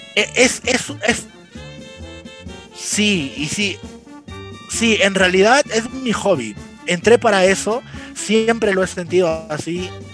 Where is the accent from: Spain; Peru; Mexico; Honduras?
Peru; Cartavio, La Libertad; yo soy de la ciudad de Trujillo, bueno, en realidad soy de Cartavio